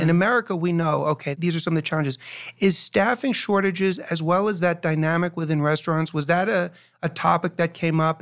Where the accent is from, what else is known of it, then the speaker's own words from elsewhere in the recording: New York, United States; also born or lived in Chicago; now in New Jersey, United States; I was born and raised in New York and I lived in Chicago for five years